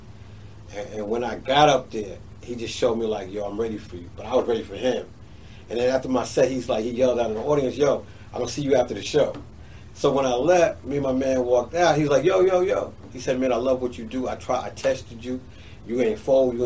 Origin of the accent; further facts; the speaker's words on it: Elmont, New York, United States; also born or lived in Bronx, New York; now in Atlanta, United States; I was born in the Bronx, but I grew up on Long Island in Elmont